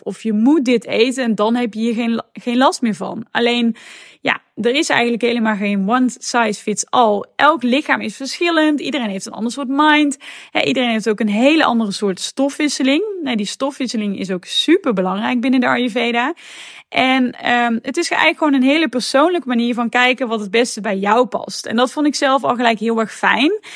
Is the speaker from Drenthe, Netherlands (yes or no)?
no; North Brabant, Netherlands; accent: Brabant; moved away as an adult; also born or lived in Tilburg; now in Amsterdam, Netherlands; zoals je misschien wel hoort, kom ik daar helemaal niet vandaan, want ik kom namelijk uit Brabant